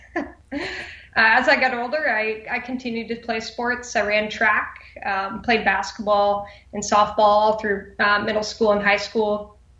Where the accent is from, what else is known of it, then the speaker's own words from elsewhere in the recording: Oskaloosa, Iowa, United States; So I grew up in Iowa, small town called Oskaloosa